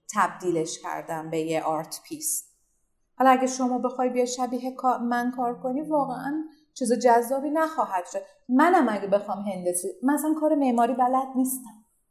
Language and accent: Persian; Iran; من یک زن هنرمند ایرانیم